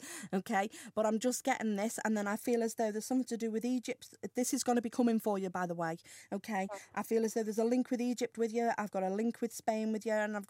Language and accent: English; Ellesmere Port, North West England, United Kingdom; I'm Ellesmere Port.